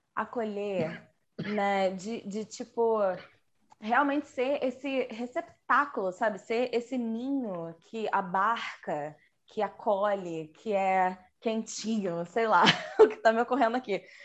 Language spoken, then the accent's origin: Portuguese; Rio de Janeiro, Brazil; eu sou carioca